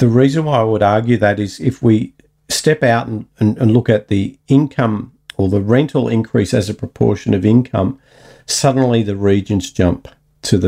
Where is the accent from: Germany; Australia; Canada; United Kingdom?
Australia; Newcastle, New South Wales; I come from Newcastle